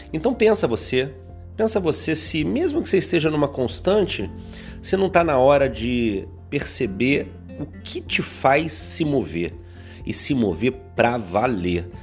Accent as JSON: {"language": "Portuguese", "region": "interior of Rio de Janeiro state", "country": "Brazil", "said": "eu sou do interior do Rio"}